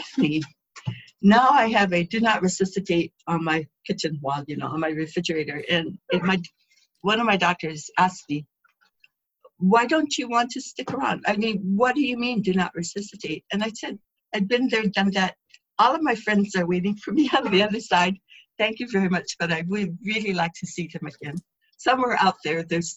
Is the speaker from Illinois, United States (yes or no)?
no; Lanai, Hawaii, United States; also born or lived in Hana, Hawaii; I grew up here in Lana'i